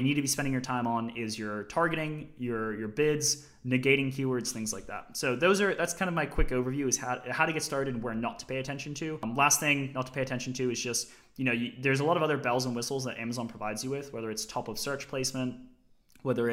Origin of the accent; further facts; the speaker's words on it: Australia; as a kid, I grew up in Australia, and I had grandparents in Michigan. My mother's American